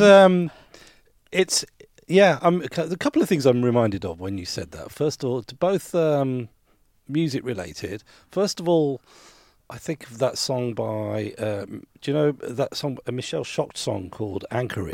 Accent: Birmingham, West Midlands, United Kingdom; moved away; I, I grew up in Birmingham

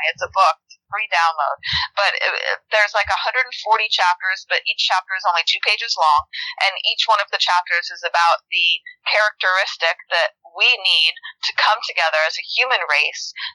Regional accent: North Idaho, United States; moved away; I grew up in North Idaho

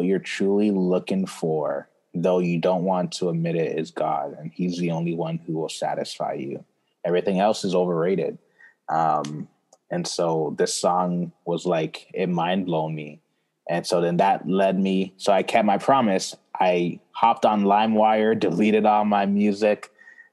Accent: Toronto, Ontario, Canada; also born or lived in Brampton, Ontario / Ghana (parents); I was born here in Toronto. And I lived in Toronto with my family till I was 10. So when I was 10, we moved to Brampton, Ontario

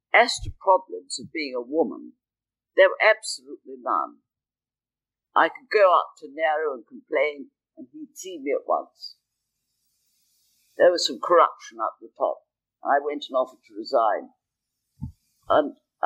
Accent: United Kingdom; I'm British

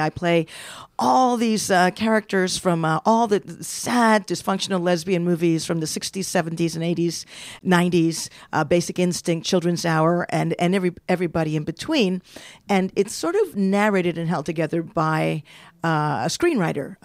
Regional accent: New York City, New York, United States; now in San Francisco, United States; grew up in Washington Heights and I live in San Francisco now

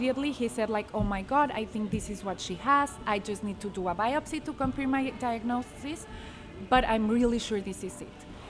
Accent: Mexico City, Mexico; moved away; I was born and raised in Mexico City.

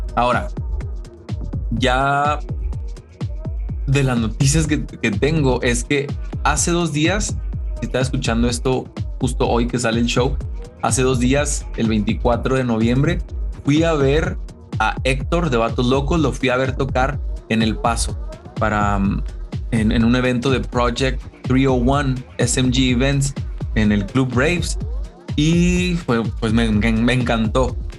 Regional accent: Chihuahua, Mexico; como mexicano, como buen chihuahuense de Chihuahua, México

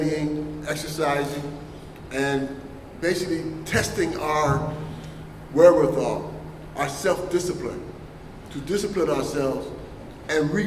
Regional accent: United States; I'm American just because I was born here.

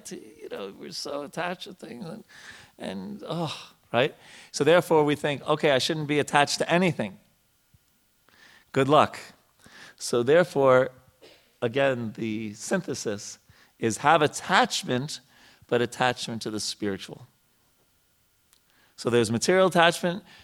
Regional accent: United States; when I grew up in America

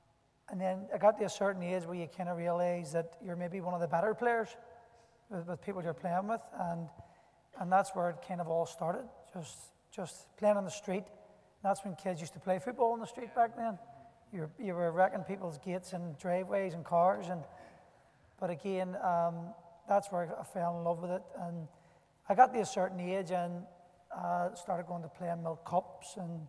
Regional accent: Belfast, Northern Ireland, United Kingdom; Where I was from in West Belfast, the Catholic Christian Brothers didn't let us play football. They called it a foreign sport. So. So again, growing up in Catholic school

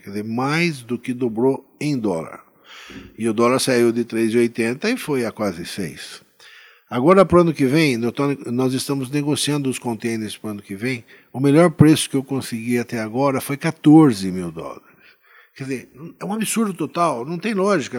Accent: Itu, São Paulo, Brazil; minha terra natal, que é Itu, né? A gente nasci aqui, moro aqui, pretendo continuar minha vida aqui

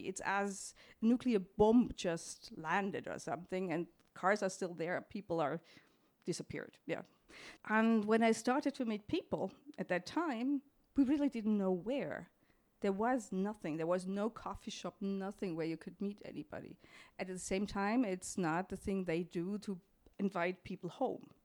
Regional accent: Munich, Bavaria, Germany; I grew up in Munich, which is in the very south of, uh, Germany

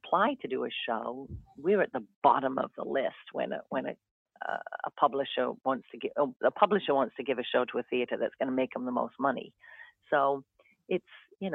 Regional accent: the north of England, United Kingdom; moved away as an adult; now in Essex, Connecticut, United States; My hometown, which is in the north of England

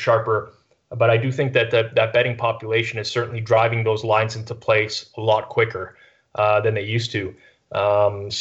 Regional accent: Canada; I'm Canadian

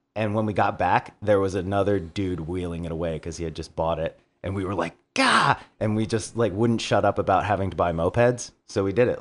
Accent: Baltimore, Maryland, United States; we're from Baltimore

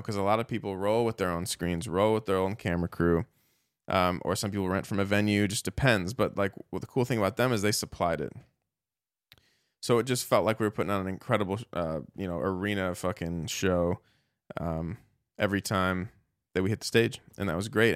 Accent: United States; I'm an American. I grew up here, but, you know, my Irish, uh, my, my family, my dad, you know, embraces that Irish heritage

